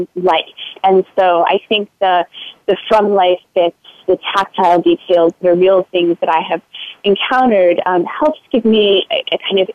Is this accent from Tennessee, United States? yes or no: no; Florida, United States; moved away as an adult; now in Boston, United States; I grew up in Florida, and I went to graduate school in Boston and recently moved back to the Boston area